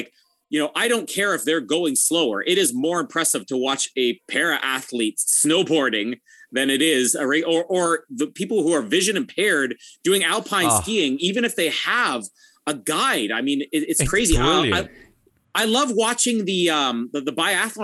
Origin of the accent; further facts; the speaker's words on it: Canada; I'm Canadian.